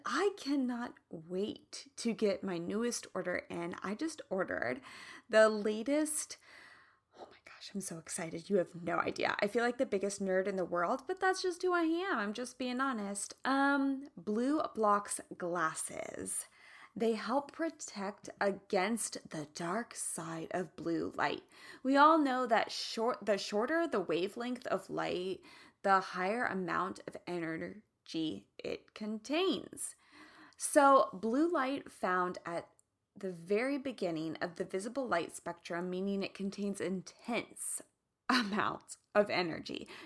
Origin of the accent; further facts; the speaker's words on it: Midwest, United States; now in California, United States; I'm from the Midwest